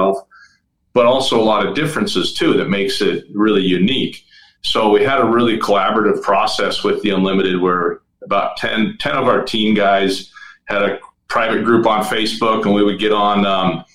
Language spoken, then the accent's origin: English; Bellingham, Washington, United States; I'm originally from Bellingham, Washington